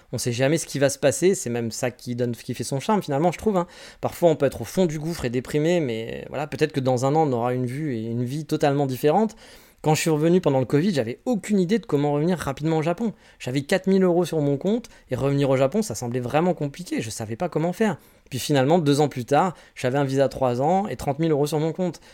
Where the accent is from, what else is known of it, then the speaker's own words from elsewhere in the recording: France; moved away as an adult; now in Japan; je suis très content d'être français